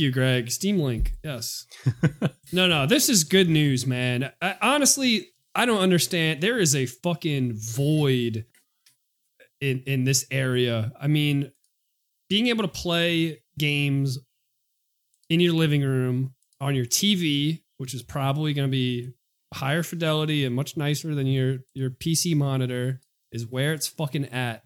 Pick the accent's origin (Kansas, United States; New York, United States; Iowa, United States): New York, United States; New York City; I'm a kid from Queens